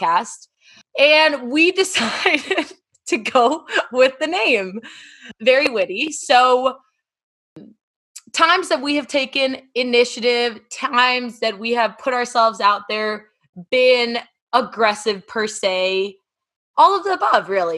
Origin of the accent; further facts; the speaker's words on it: Copenhagen, Capital Region of Denmark, Denmark; moved away as an adult; also born or lived in Los Angeles / New York; now in Miami, United States; I am originally from Copenhagen, Denmark